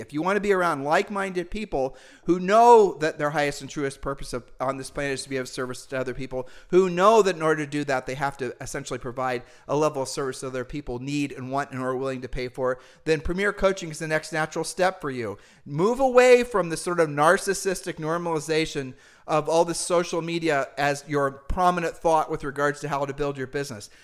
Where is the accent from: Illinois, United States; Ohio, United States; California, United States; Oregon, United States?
Ohio, United States; We're humble people from Ohio